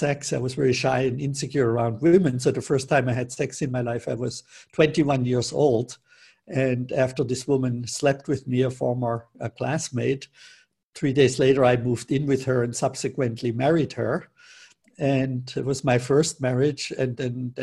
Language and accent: English; Germany; moved away; also born or lived in Northern California; where I grew up in Germany